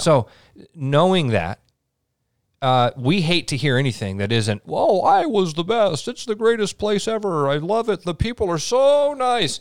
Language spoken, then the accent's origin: English; Iowa, United States